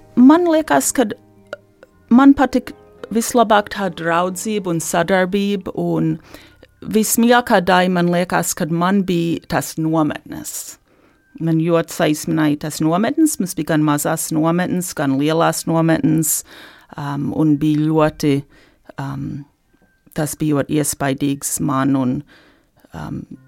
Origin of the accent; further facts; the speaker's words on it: Detroit, Michigan, United States; moved away as an adult; also born or lived in Ann Arbor, Michigan; now in Latvia; es uzaugu eh, Detroitas Latviešu sabiedrībā, Un faktiski visu mūžu līdz šim esmu, dzīv, esmu dzīvojis Mičiganā